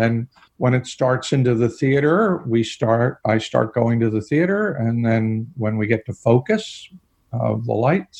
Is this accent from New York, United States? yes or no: yes; Harrison, New York, United States; I was raised just outside of New York City in the suburbs